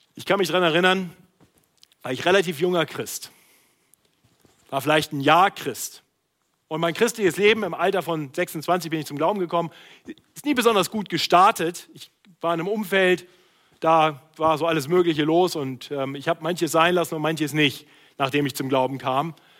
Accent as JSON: {"language": "German", "town": "Braunschweig", "region": "Lower Saxony", "country": "Germany", "moved": "yes", "said": "Also ich komme aus Braunschweig"}